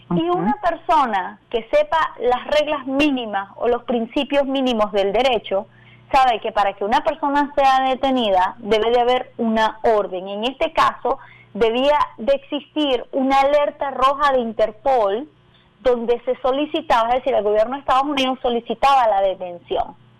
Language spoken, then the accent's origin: Spanish; Venezuela; como venezolana